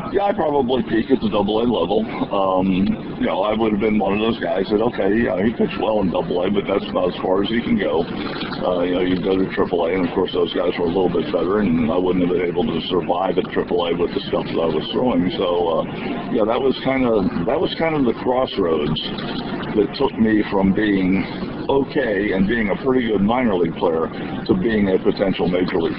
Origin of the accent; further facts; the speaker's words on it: Cincinnati, Ohio, United States; when I grew up in Cincinnati